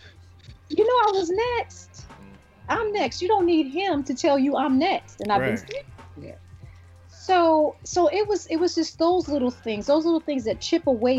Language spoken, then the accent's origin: English; Newark, New Jersey, United States; I'm from Newark, New Jersey.